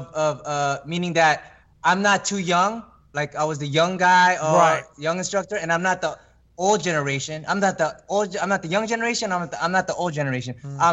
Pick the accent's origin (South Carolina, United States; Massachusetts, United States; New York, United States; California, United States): California, United States; born or raised there